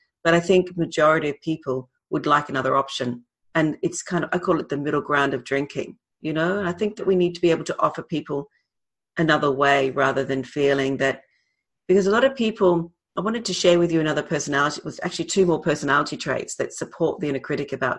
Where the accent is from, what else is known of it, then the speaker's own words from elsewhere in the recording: Australia; moved away as an adult; also born or lived in Britain / London; I'm Australian, I lived in Britain for a long time. We're Aussies